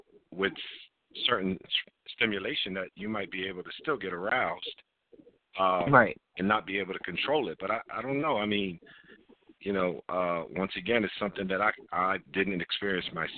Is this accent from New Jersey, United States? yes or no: yes; New Jersey, United States; I'm from Jersey